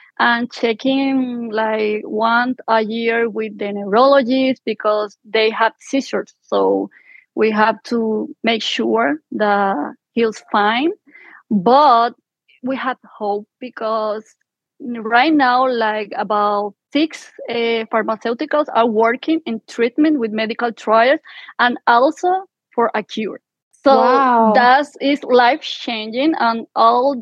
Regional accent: Puerto Rico; moved away as an adult; now in United States; from Puerto Rico. I miss my island. I miss my family, but I'm happy here.

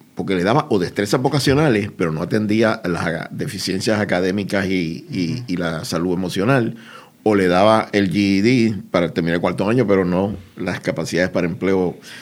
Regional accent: Puerto Rico; Nuestra escuela es un centro de educación alternativa en mi país, Puerto Rico

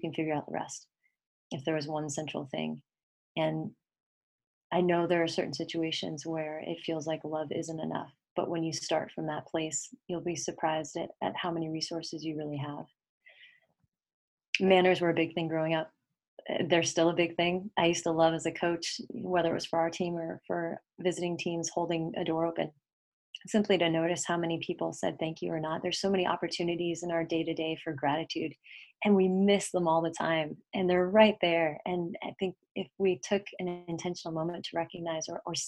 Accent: Bay Area, California, United States; born or raised there; also born or lived in Connecticut / Tennessee / Pennsylvania

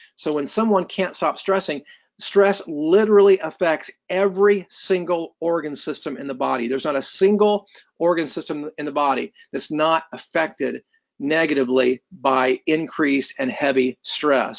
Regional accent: Columbus, Indiana, United States; I was born and raised in Columbus, Indiana

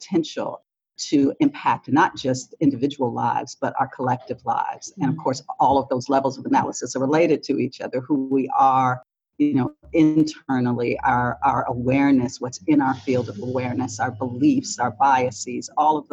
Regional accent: Detroit, Michigan, United States; I grew up in Detroit, Michigan, in a African-American neighborhood, sort of the center of Detroit

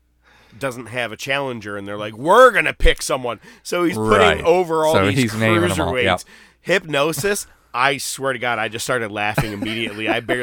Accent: Canada; I'm from Canada. It's okay. It doesn't count.

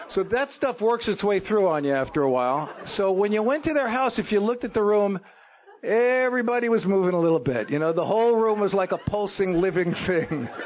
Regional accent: New York City, New York, United States; moved away; I was brought up in the Bronx in New York City.

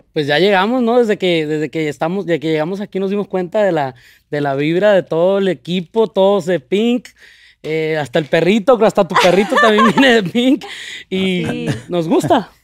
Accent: Sinaloa, Mexico; now in Los Angeles, United States; Me llevan a los tres años a, a, Sinaloa, donde son mis padres

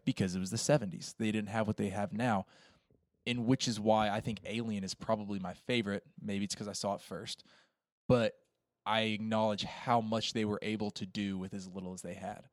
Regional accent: Appalachian Mountains, United States; I grew up in the Appalachian Mountains.

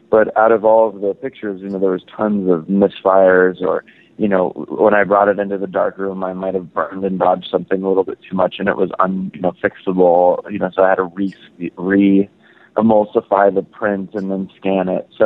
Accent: Los Angeles, California, United States; growing up in Los Angeles and right off the Sunset Strip

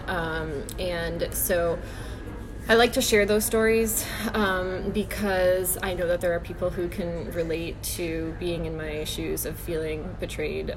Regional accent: Parkland, Florida, United States; now in Santa Clarita, United States; I grew up in Parkland, Florida

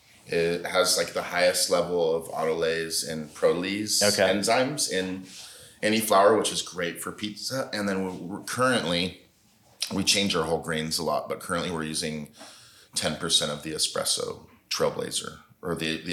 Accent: United States; I'm American man.

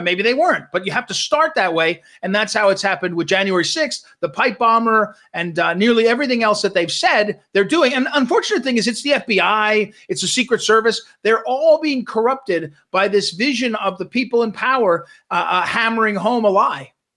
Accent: Missouri, United States; I'm from Missouri, which is right in the center

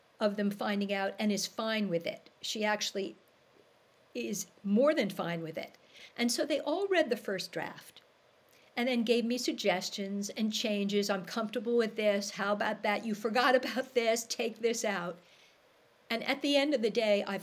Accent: New York City, New York, United States; moved away as an adult; now in Canada; I'm originally from New York City, married a Canadian and came up

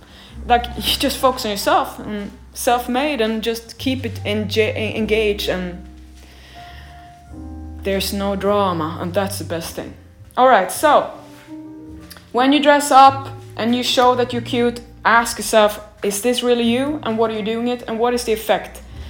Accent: Sweden; moved away as an adult; now in Los Angeles, United States; So when I came from Sweden, I was a pedestrian. When I came to USA and Los Angeles, Paolo said, we have to have a car.

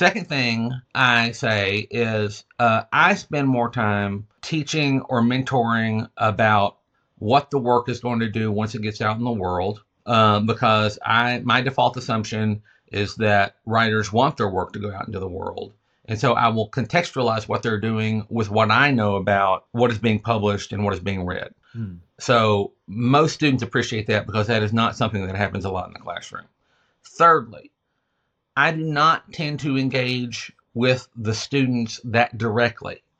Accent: the American South, United States; I'm a Southerner

